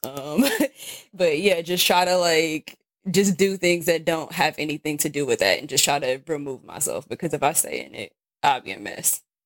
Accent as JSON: {"language": "English", "town": "Milwaukee", "region": "Wisconsin", "country": "United States", "tie": "born or raised there", "also_born_or_lived": "Mérida, Mexico", "moved": "as an adult", "lives_now": "Santiago de Querétaro, Mexico", "said": "I grew up obviously in Milwaukee, Wisconsin"}